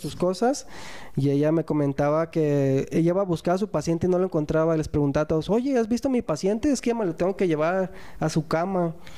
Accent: Guadalajara, Jalisco, Mexico; somos de Guadalajara.

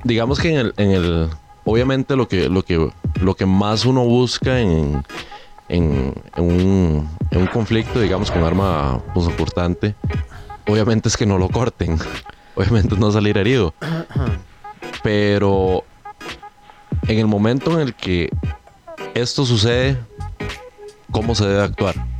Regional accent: Siquirres, Limón, Costa Rica; moved away; cuando yo crecí allá en Siquirres, me gustaba mucho. No había pizzerías en Siquirres

